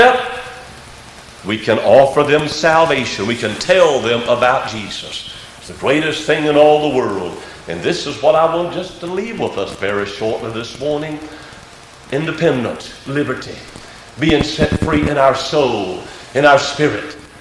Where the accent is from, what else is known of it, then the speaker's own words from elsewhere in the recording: United States; we are an American citizen